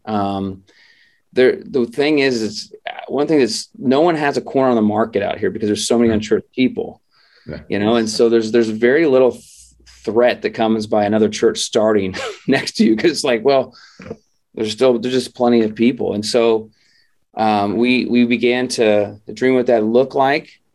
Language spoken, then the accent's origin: English; Midwest, United States; now in San Diego, United States; we grew up in the Midwest